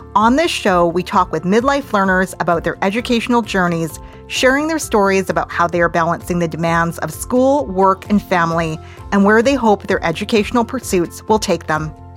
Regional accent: Vancouver, British Columbia, Canada; moved away; I'm originally from Vancouver

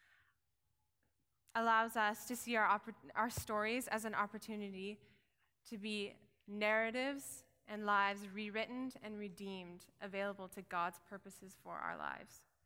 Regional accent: Williams Lake, British Columbia, Canada; raised in Williams Lake, BC

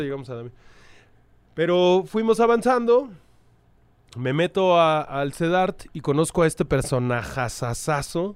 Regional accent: Mexico City, Mexico; also born or lived in Tlalpan / Pantitlán / Tacubaya; soy de la Ciudad de México. Soy, una, soy, soy un perro de la calle. Eh, nací en Xochimilco, allá por tus lares.

